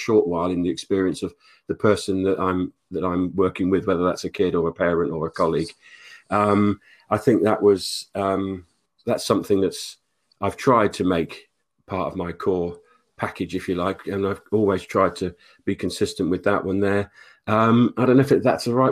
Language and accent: English; Oxford, South East England, United Kingdom; also born or lived in Denmark; I grew up in Oxford mainly, left school at 16.